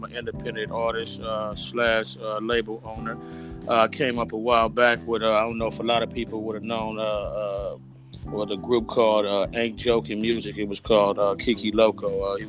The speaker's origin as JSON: {"language": "English", "region": "East Coast", "country": "United States", "tie": "born or raised there", "said": "It's West Coast because I'm from the West Coast, but it's really a little bit of, it's really a little bit of everything because I'm a true hip-hop head. I grew up basically on the East Coast when hip-hop first started"}